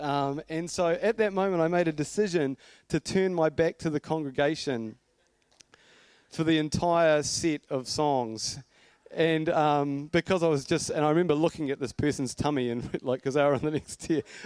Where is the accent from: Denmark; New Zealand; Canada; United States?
New Zealand; Blenheim, Marlborough; I grew up in Blenheim, and my parents were pretty cool people